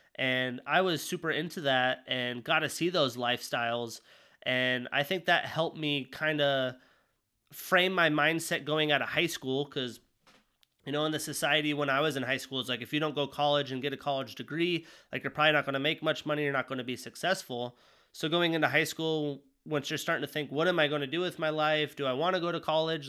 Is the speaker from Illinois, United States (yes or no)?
no; Jackson, Wyoming, United States; moved away; also born or lived in Montana; growing up in Wyoming